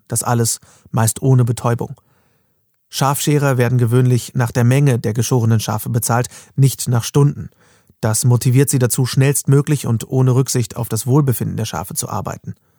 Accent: Germany; bei uns in Deutschland

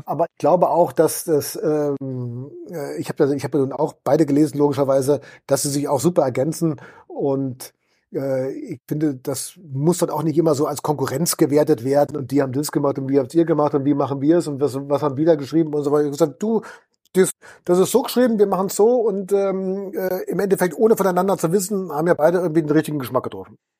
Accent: Balderschwang, Bavaria, Germany; meine Heimatgemeinde Balderschwang

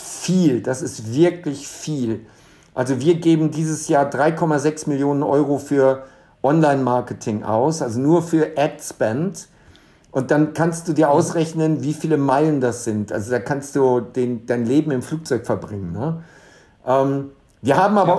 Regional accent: Germany; now in Dubai, United Arab Emirates; als Deutscher

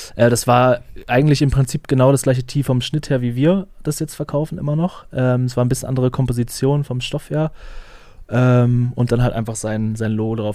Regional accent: Flensburg, Schleswig-Holstein, Germany; ich komme aus Flensburg

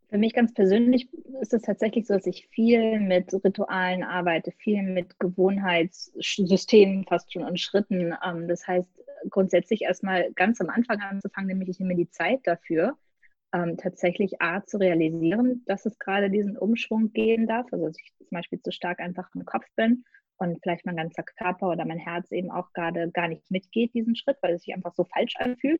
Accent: Gelsenkirchen, North Rhine-Westphalia, Germany; moved away; Geboren und aufgewachsen bin ich in Gelsenkirchen

